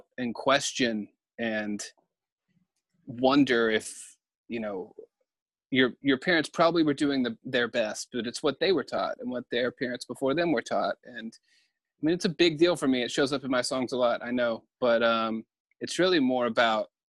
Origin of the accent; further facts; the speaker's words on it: the South, United States; growing up in the South